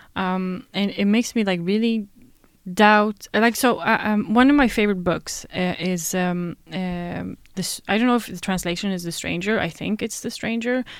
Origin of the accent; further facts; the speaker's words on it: Sweden; born and raised in Sweden